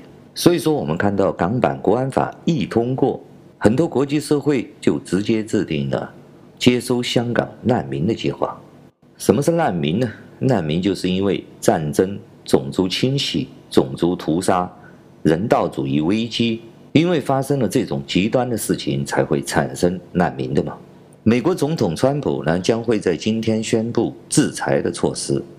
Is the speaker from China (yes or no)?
yes; China